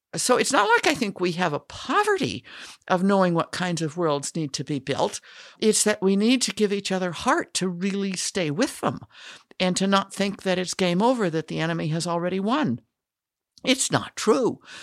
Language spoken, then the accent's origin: English; Denver, Colorado, United States; I grew up in Irish Catholic Denver